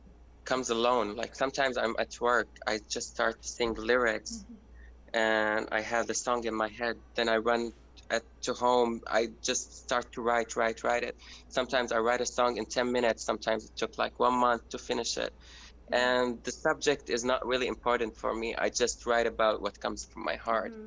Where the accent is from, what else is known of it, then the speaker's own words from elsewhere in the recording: Syria; moved away as an adult; now in Berlin, Germany; my community and for my hometown